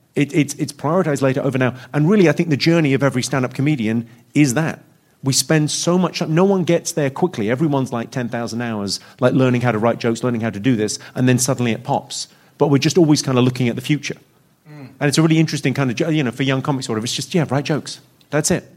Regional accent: United Kingdom; a British man

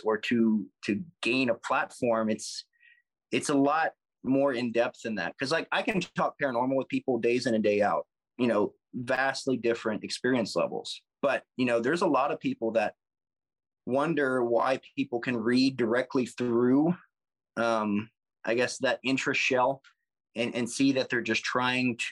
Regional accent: the South, United States; being from the South

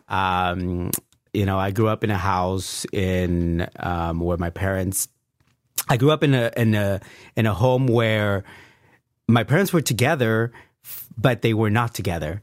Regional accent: Bell Gardens, California, United States; also born or lived in Pico Union, Los Angeles; I grew up in Bell Gardens

